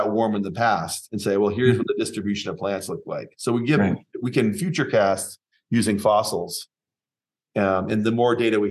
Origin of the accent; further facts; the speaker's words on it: Seattle, Washington, United States; I grew up in Seattle